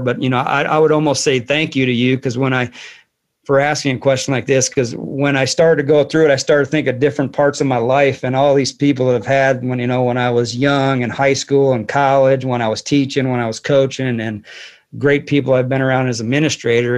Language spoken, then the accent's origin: English; Joliet, Illinois, United States; also born or lived in Saudi Arabia; now in Fairfield, United States; I'm originally from Joliet, Illinois